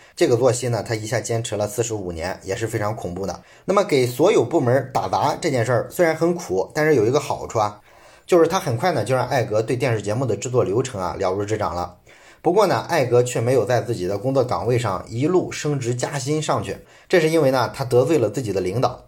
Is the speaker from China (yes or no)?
yes; China; 我们中国人比较熟悉的上海迪士尼